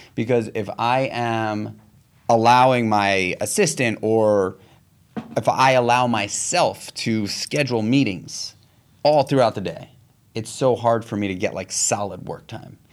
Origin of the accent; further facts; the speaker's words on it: New York City, New York, United States; I grew up in New York City